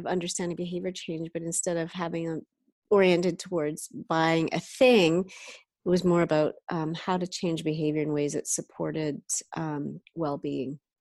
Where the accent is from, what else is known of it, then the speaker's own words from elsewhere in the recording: Canada; now in San Francisco Bay Area, United States; I'm from Canada